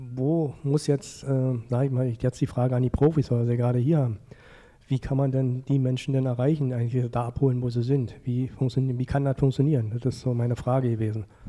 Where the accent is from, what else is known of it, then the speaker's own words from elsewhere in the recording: Frankfurt, Hesse, Germany; ich komme ja nur aus Frankfurt. Ja. Bin ja Ur Ureinwohner dieser Stadt.